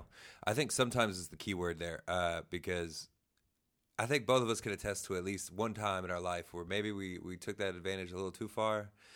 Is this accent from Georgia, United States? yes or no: no; Springfield, Ohio, United States; I'm from Springfield, Ohio, Dayton area